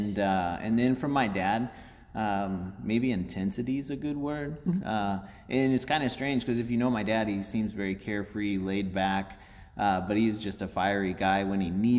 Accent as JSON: {"language": "English", "town": "Owensville", "region": "Missouri", "country": "United States", "tie": "born or raised there", "also_born_or_lived": "Louisiana, Missouri / Iowa / Kansas City", "said": "But 39, and I was actually born in Louisiana, Missouri, just south of here. And I spent some time growing up in Iowa, a little bit over on the Kansas City side. And then as my grandmother started getting closer to her time, we moved to Owensville, Missouri"}